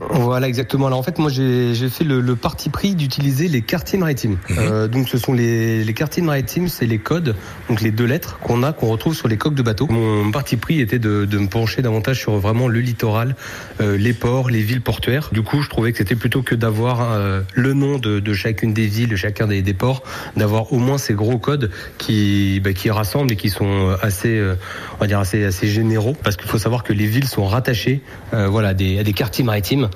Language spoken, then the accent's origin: French; Normandy, France; now in Lorient, France; moi je suis né en Normandie, je suis attaché à ma Normandie